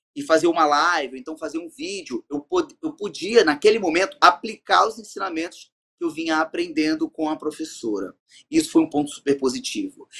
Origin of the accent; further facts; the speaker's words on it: Rio de Janeiro, Brazil; moved away as an adult; now in Belém, Brazil; no Rio de Janeiro, na minha cidade natal